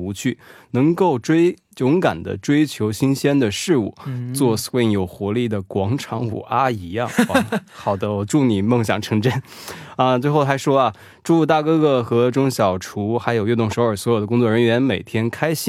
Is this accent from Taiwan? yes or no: no; Hunan, China; 我是来自湖南的拖延症患者